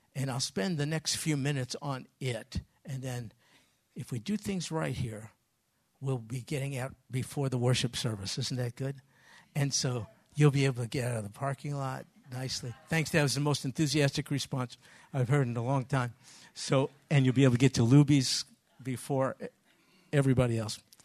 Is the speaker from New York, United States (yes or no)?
yes; New York, United States; moved away; I'm from New York.